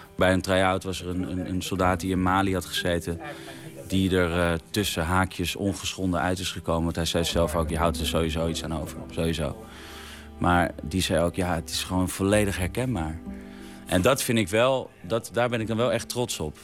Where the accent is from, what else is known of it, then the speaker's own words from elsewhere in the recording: Vinkenveen, Utrecht, Netherlands; Ik ben opgegroeid in Vinkenveen